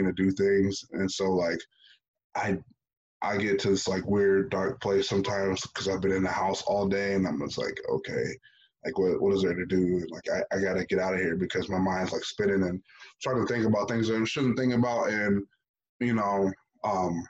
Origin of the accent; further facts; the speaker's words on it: United States; growing up in America, and in the inner city